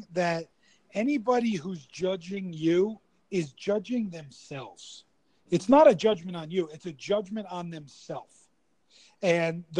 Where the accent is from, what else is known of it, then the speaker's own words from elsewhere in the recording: East Coast, United States; I'm from the East Coast, so like I was brought up a certain way